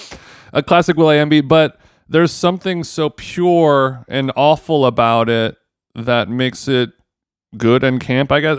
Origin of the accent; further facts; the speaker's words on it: Los Angeles, California, United States; Los Angeles, my hometown